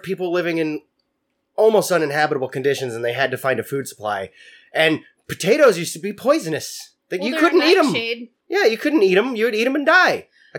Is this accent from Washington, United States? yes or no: yes; Spokane, Washington, United States; Growing up in Spokane